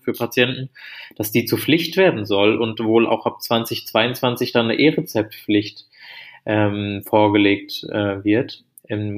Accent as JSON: {"language": "German", "country": "Germany", "said": "als Deutsche"}